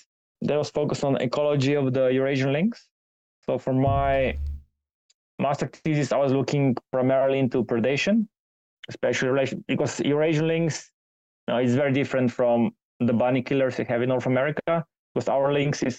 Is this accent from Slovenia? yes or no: yes; Slovenia; moved away; back in my home country in Slovenia